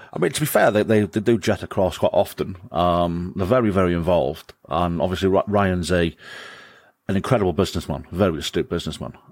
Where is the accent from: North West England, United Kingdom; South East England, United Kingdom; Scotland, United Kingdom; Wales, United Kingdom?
Wales, United Kingdom; Wrexham; now in Shotton, United Kingdom; I'm from, I'm from, I'm from Wrexham. I'm a, I'm a Wrexham lad.